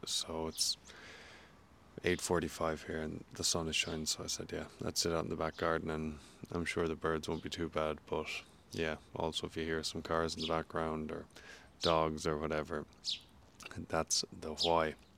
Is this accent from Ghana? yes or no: no; Ireland; moved away as an adult; also born or lived in St. Louis, United States; now in New Zealand; growing up in Ireland